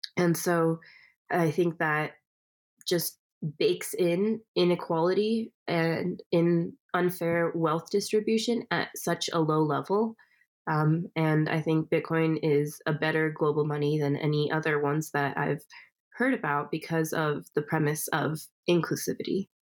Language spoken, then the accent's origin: English; California, United States; I was born in California.